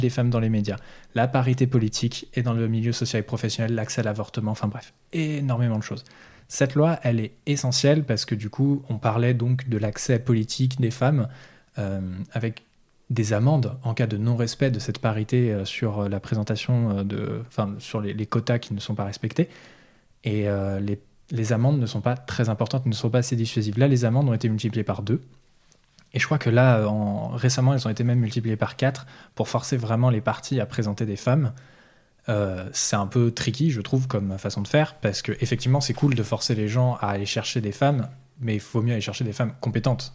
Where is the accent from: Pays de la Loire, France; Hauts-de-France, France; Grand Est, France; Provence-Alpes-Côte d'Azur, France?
Pays de la Loire, France; Nantes; chez nous à Nantes